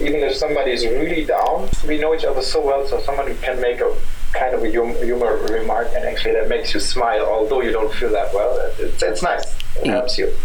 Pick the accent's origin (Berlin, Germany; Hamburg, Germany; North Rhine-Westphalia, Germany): Hamburg, Germany; moved away; also born or lived in Karlsruhe; I'm from Hamburg.